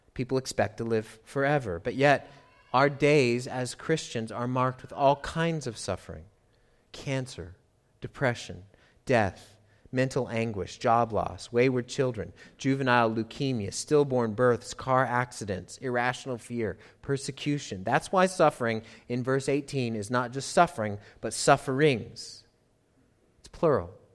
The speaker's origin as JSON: {"language": "English", "country": "United States", "said": "I'm American"}